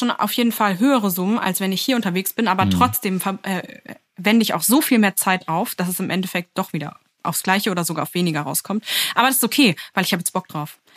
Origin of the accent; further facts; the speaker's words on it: Berlin, Germany; Ich komme aus Berlin. Ich spreche gut Englisch und ich habe auch vor, danach wieder zurück nach Berlin zu gehen.